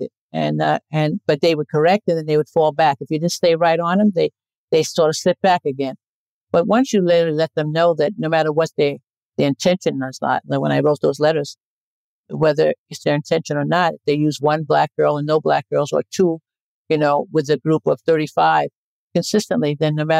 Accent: New York City, New York, United States; also born or lived in Crown Heights, Brooklyn; I grew up in Bedford-Stuyvesant

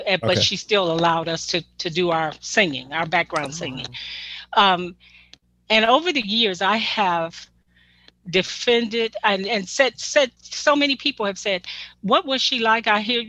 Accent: Detroit, Michigan, United States; I mean, you know, we're from Detroit.

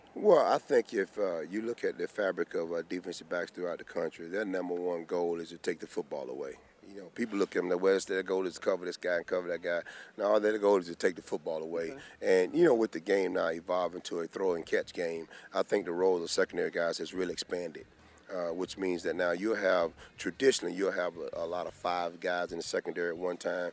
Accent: Georgia, United States; I'm from Georgia

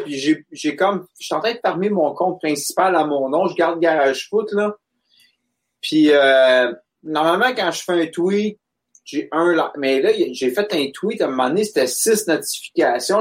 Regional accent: Quebec, Canada; j'ai grandi au Québec

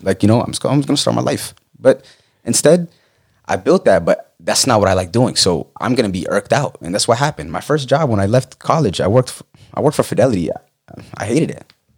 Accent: Falls Church, Virginia, United States; moved away as an adult; also born or lived in Pennsylvania / North Carolina / Texas; I'm from Northern Virginia, uh, Falls Church, Fairfax area

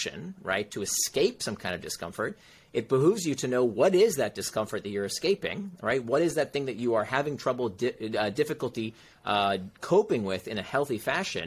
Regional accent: Central Florida, United States; moved away; also born or lived in Silicon Valley; I grew up in Central Florida

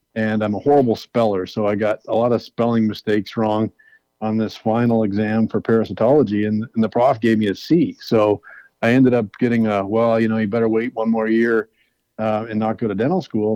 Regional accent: New Brunswick, Canada; where I grew up in New Brunswick

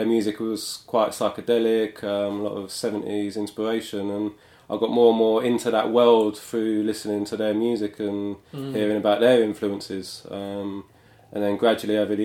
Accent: London, United Kingdom; moved away as an adult; I grew up in London. I spent sort of most of my life here.

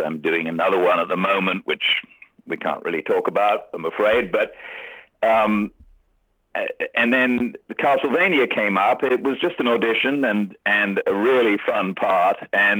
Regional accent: England, United Kingdom; I think being English is lucky in some of those jobs.

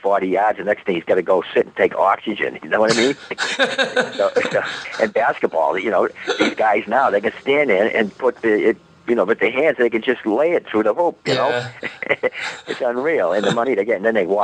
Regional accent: Boston, Massachusetts, United States; we're from Boston

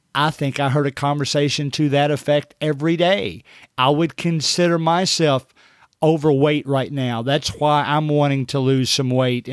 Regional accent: Kentucky, United States; I'm from Kentucky.

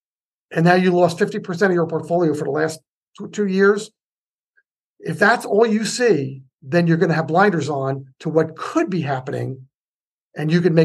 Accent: United States; now in Lafayette, California, United States; I'm still from the New York area, New Jersey, New York

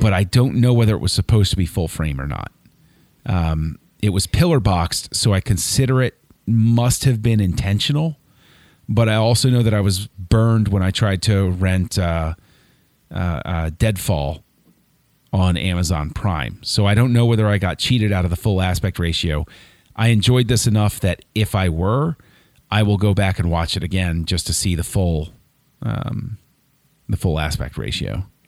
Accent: Maryland, United States; I was born and raised in Maryland

